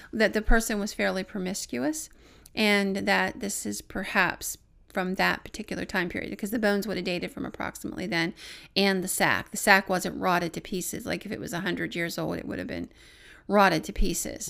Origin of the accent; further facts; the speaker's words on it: Williamsburg, Pennsylvania, United States; Williamsburg, which is my hometown